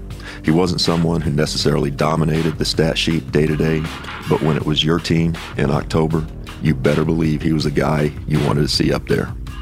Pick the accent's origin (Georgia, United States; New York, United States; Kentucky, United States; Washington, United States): Kentucky, United States; Growing up in Kentucky, we didn't have pro sports anywhere around.